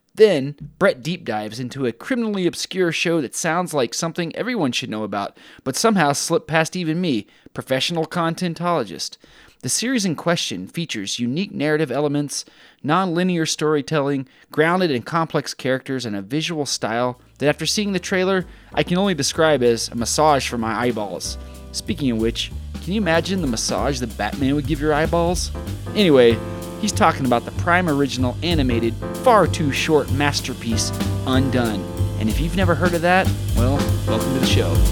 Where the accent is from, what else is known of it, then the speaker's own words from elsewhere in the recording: Texas, United States; moved away; I'm from Texas